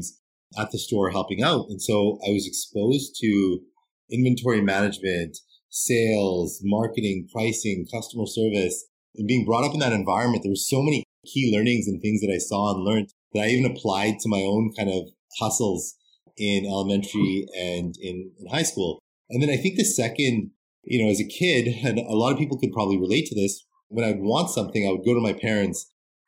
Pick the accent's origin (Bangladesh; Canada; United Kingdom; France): Canada; growing up in Canada